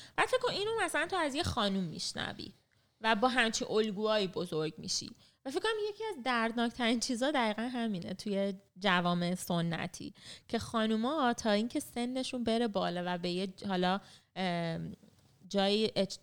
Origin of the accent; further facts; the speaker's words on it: Iran; moved away as an adult; من خودم مثلا 18 سالم که بود تنهایی از خانواده رفتم از ایران